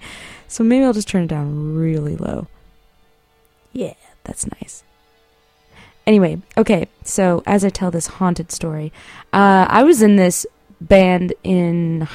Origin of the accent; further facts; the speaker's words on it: San Marino, California, United States; my hometown, San Marino